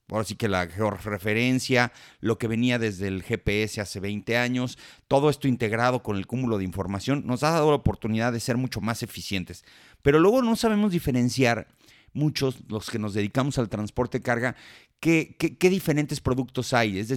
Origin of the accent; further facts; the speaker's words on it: Colombia; Soy colombiana, así es.